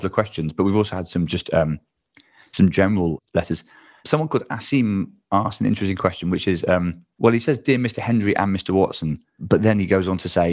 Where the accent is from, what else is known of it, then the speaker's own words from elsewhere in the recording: Bristol, South West England, United Kingdom; a mixture of my hometown